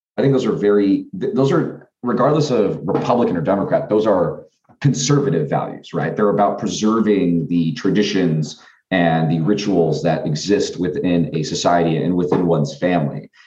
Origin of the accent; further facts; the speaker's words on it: Washington, United States; moved away as an adult; I grew up in Washington State